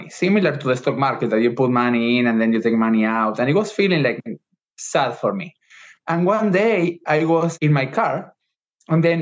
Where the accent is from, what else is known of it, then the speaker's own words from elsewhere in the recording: Argentina; moved away as an adult; now in United States; I was born in Argentina